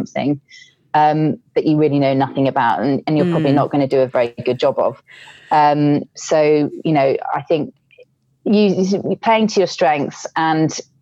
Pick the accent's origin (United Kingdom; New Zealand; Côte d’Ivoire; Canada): United Kingdom; being British